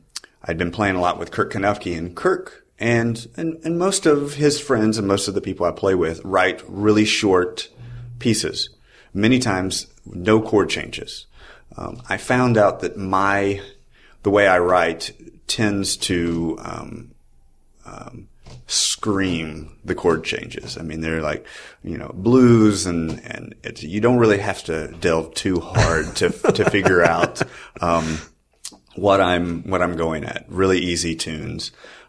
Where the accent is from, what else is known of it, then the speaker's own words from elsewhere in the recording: the South, United States; I'm from the South, and it makes me feel like going home.